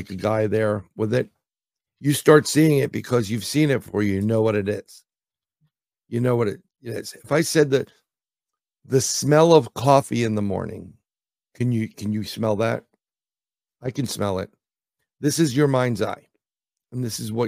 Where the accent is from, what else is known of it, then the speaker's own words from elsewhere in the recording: New York City, New York, United States; I'm from New York City